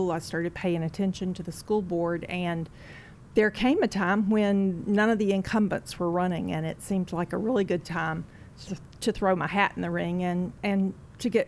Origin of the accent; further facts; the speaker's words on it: Atlanta, Georgia, United States; moved away as an adult; also born or lived in Little Rock, Arkansas / Mobile, Alabama; now in Rock Hill, United States; I was born and raised in Atlanta, Georgia. Uh, had three brothers and a sister, went to schools there, uh, went to Georgia State University